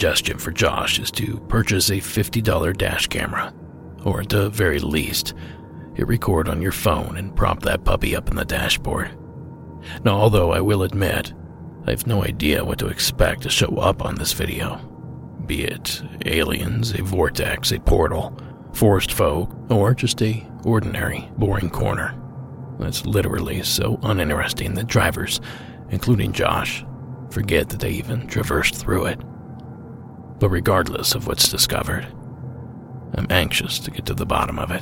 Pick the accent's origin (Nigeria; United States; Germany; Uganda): United States; Ohio; my home state of Ohio